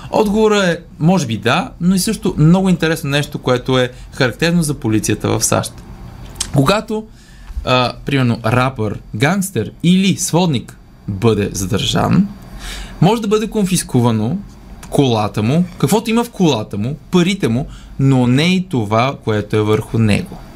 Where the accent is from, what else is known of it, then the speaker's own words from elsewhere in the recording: Leski, Bulgaria; От Лески съм